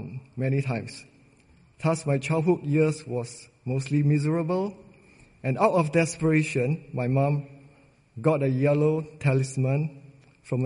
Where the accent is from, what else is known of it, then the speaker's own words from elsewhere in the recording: Singapore; I was born and raised in Singapore